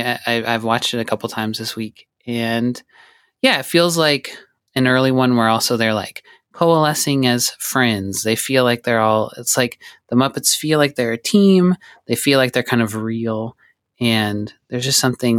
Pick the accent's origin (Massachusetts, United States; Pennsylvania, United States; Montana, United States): Montana, United States; also born or lived in Alabama; I was born in Alabama and grew up in Montana